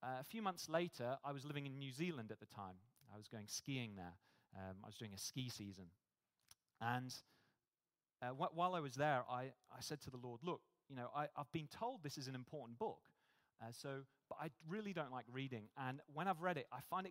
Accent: United Kingdom; moved away as an adult; now in Australia; You probably tell from my accent, I'm not from here, I'm from the UK

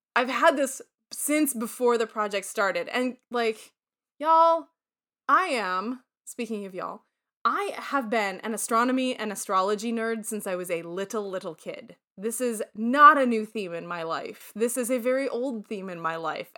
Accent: Syracuse, New York, United States; moved away; also born or lived in Toledo, Ohio; I said, "Syracuse."

